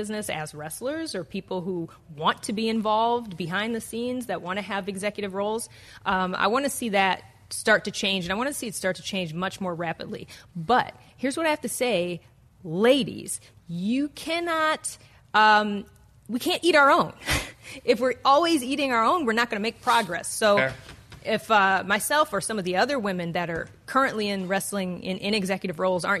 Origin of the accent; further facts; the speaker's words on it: Detroit, Michigan, United States; I'm from Detroit.